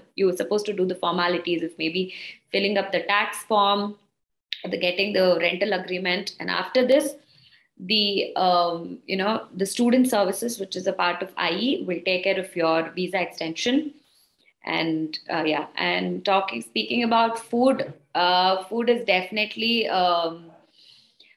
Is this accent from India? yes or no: yes; South India, India; moved away as an adult; I come from South India